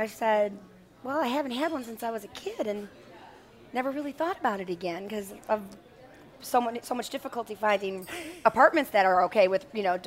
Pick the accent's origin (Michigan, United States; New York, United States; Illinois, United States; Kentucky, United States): New York, United States; Buffalo; now in New Orleans, United States; I'm originally from Buffalo, New York.